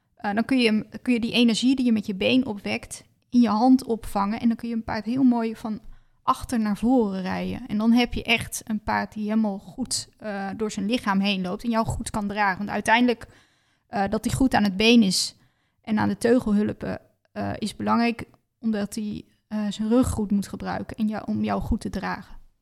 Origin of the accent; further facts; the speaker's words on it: Netherlands; ik uit Nederland kwam